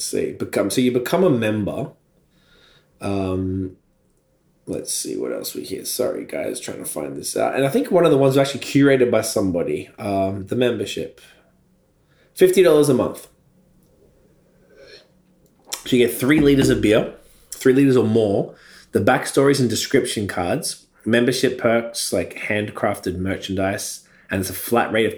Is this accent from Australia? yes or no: yes; Melbourne, Victoria, Australia; now in Toronto, Canada; I'm from Melbourne, Australia